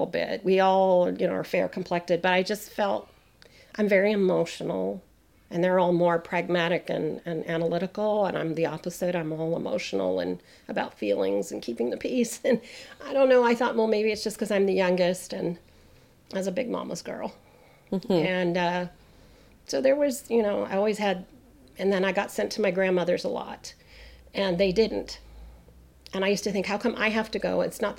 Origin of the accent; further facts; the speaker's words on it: United States; We're Canadian, and I'm a first generation American